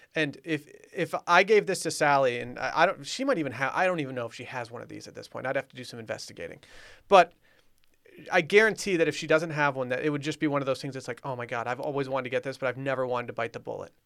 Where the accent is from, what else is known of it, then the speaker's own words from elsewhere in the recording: Harbor Springs, Michigan, United States; moved away; my hometown, Harbor Springs